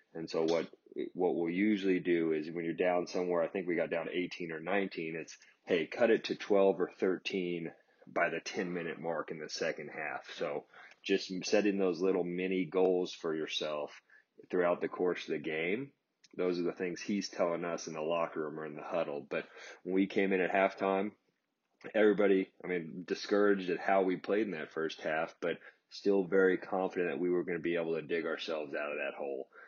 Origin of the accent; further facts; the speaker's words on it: Kansas City, United States; as a kid growing up in Kansas City